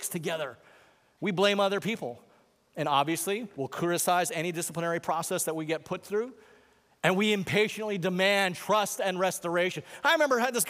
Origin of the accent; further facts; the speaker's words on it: Hawaii, United States; I'm from Hawaii